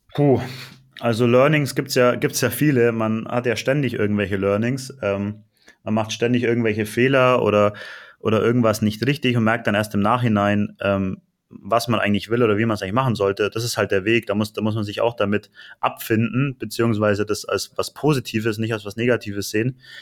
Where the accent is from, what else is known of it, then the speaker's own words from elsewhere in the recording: Allgäu, Bavaria, Germany; moved away as an adult; also born or lived in Nuremberg, Germany; now in Cyprus; ich komme gar nicht aus Nürnberg, sondern ich komme aus dem Allgäu